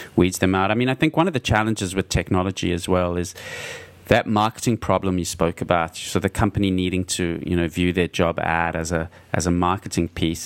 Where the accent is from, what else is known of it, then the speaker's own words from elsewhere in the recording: Australia; I'm an Australian coming to San Francisco